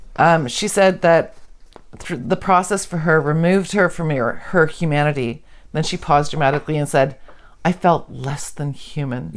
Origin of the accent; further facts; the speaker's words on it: Canada; we're Canadian.